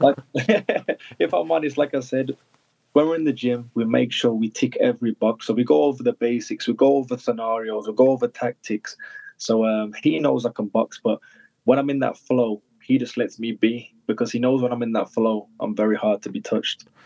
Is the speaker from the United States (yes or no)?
no; United Kingdom; born or raised there